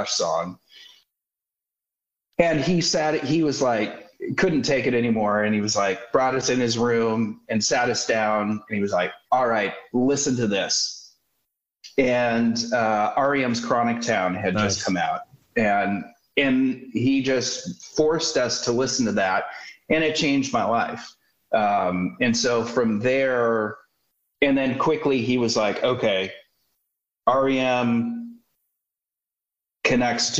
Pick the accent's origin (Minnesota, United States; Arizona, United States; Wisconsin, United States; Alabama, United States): Minnesota, United States; Minneapolis; So I was born in 71 in Minneapolis, Minnesota, which I'm so grateful that, as luck would have it, I was growing up, you know, coming of age in that town at that time